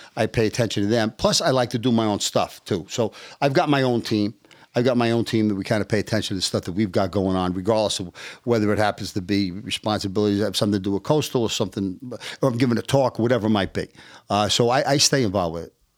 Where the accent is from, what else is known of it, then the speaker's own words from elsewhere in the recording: New York, United States; moved away as an adult; also born or lived in Omaha; I'm born and raised in New York. I spent most of my life in New York.